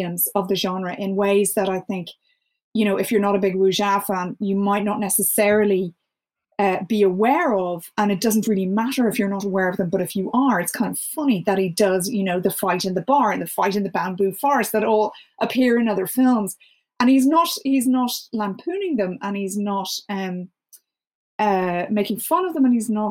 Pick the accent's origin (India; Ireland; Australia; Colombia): Ireland; as an Irish person